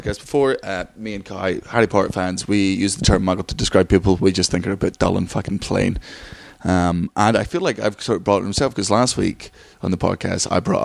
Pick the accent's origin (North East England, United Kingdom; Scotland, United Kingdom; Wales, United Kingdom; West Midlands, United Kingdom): Scotland, United Kingdom